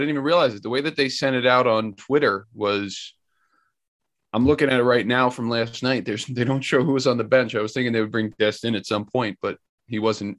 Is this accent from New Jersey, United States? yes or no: yes; New Jersey, United States; I'm from New Jersey.